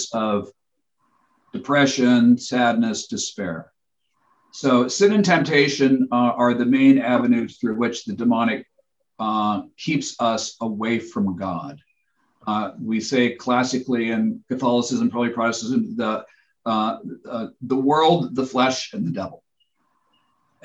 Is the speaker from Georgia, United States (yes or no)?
no; Spokane, Washington, United States; in my house growing up in Spokane, Washington